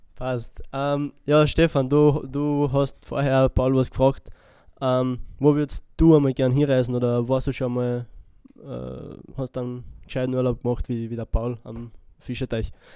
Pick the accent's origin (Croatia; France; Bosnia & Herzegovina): Croatia; Split, Split-Dalmatia County; now in Wels, Austria; nach Split, weil das meine Heimatstadt ist. Ich komme aus Kroatien, bin in Kroatien geboren, in Split